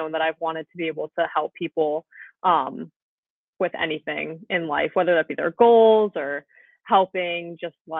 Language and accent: English; Vermont, United States; moved away as an adult; now in Long Island, United States; So I'm actually from Vermont. I've been in Long Island for 4 years